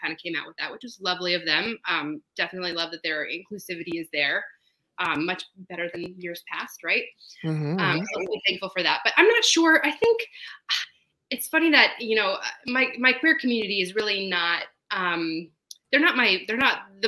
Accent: Colorado, United States; also born or lived in East Coast / Tuscany, Italy (ancestry); now in Long Beach, United States; I grew up in Colorado

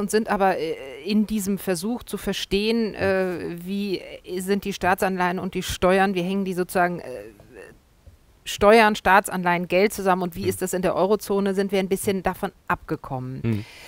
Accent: Germany

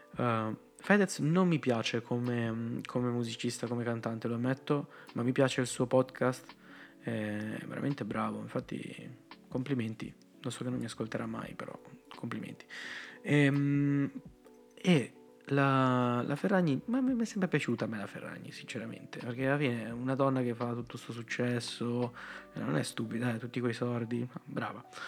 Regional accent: Rozzano, Lombardy, Italy; vengo da Rozzano

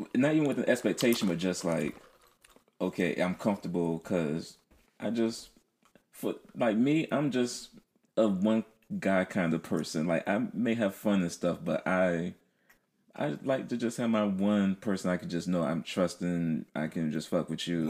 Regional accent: Philadelphia, Pennsylvania, United States; moved away; Philly, my hometown

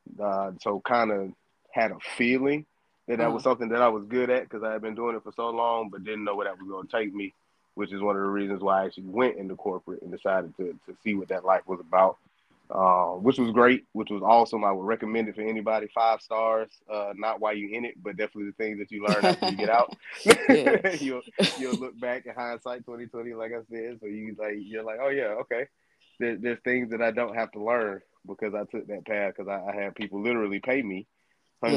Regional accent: Decatur, Georgia, United States; moved away as an adult; also born or lived in Missouri; I'm from Decatur, Georgia. Grew up in Georgia, right around Atlanta.

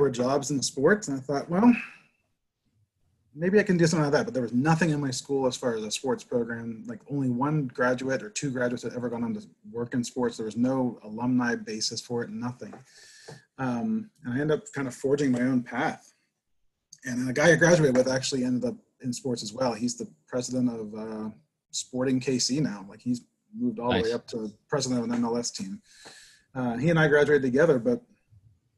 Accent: Pittsburgh, Pennsylvania, United States; I grew up in Pittsburgh.

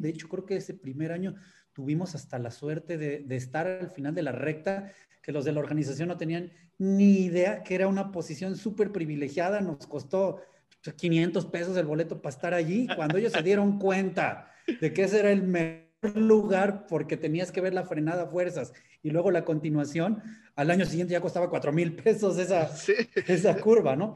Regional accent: Mexico

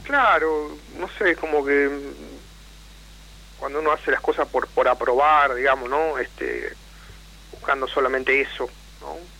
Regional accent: Entre Ríos, Argentina; moved away as an adult; now in La Plata, Argentina; en realidad soy de Entre Ríos

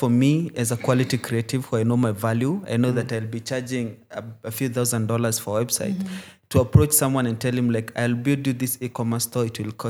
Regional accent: Kenya; as a Kenyan

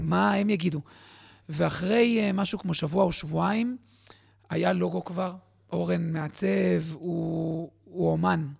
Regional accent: Bat Yam, Tel Aviv District, Israel; also born or lived in Jerusalem; גדלתי בבת ים, הכי רחוק מהים שאפשר

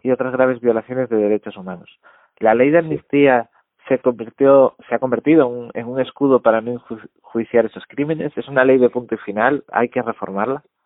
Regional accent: Vigo, Galicia, Spain; yo soy de Vigo

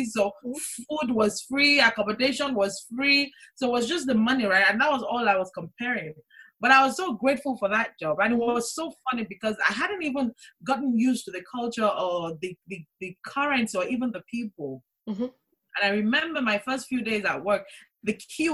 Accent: Nigeria; moved away as an adult; now in Kent, United Kingdom; Born and raised in Nigeria. Moved to the UK in 2002 in search of greener pastures.

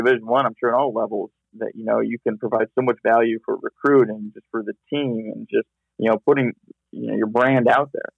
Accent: Midwest, United States; moved away as an adult; also born or lived in Hawaii / Kansas; I was from the Midwest and moved to an island out in the middle of the ocean

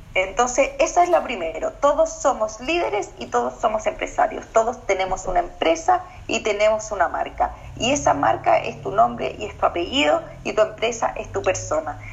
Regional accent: Chile; also born or lived in Australia

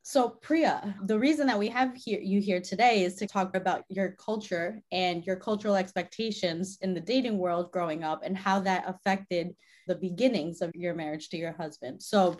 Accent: United States; growing up in America

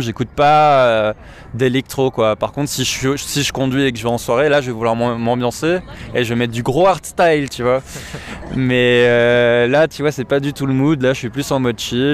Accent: Paris, Île-de-France, France; je suis parisien et j'ai 25 ans

